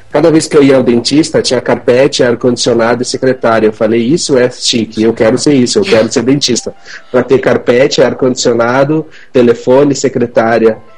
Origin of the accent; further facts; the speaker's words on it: Chapecó, Santa Catarina, Brazil; Eu sou catarinense da cidade de Chapecó